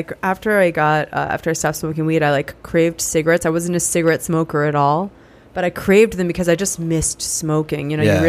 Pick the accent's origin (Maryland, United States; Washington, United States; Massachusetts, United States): Massachusetts, United States; Sharon; So I grew up in Sharon, Massachusetts.